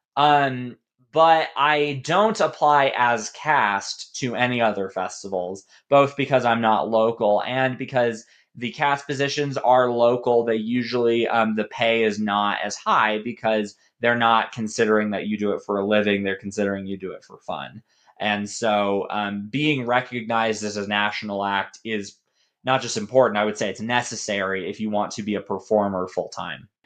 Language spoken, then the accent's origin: English; Colorado Springs, Colorado, United States; moved away as an adult; also born or lived in Denver, Colorado / Waco, Texas; now in Dallas, United States; I was born in Denver, and I grew up in Colorado Springs